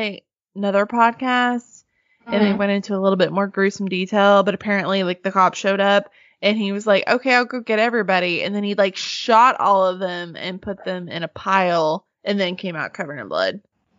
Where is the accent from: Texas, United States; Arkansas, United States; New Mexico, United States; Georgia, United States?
Arkansas, United States; Because, you know, we're all from Arkansas.